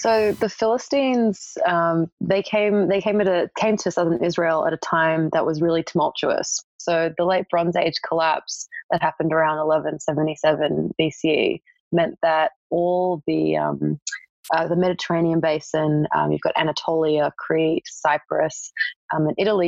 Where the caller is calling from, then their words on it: Melbourne, Victoria, Australia; I'm calling in from Melbourne, Australia.